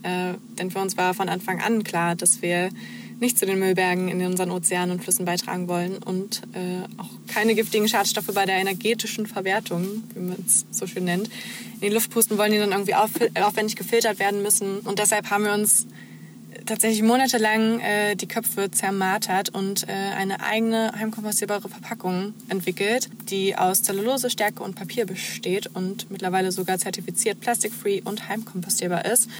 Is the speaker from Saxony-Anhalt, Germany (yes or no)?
yes; Heidensleben, Saxony-Anhalt, Germany; moved away as an adult; now in Leipzig, Germany; komme gebürtig aus der Nähe von Magdeburg, ähm, Heidensleben